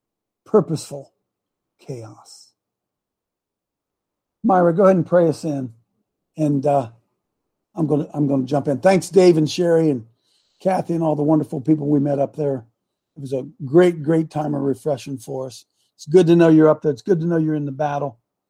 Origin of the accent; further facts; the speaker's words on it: Ohio, United States; We're from Ohio. We're from Ohio. I just had to get that in there.